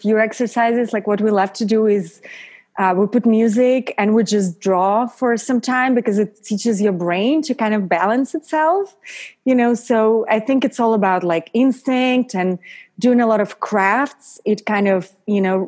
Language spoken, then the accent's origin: English; Paris, Île-de-France, France; moved away as an adult; now in Los Angeles, United States; I grew up in Paris